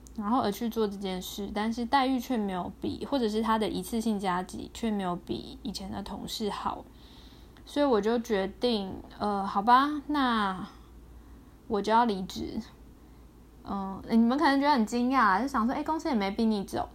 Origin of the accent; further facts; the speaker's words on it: Taiwan; 我是个土生土长的台湾人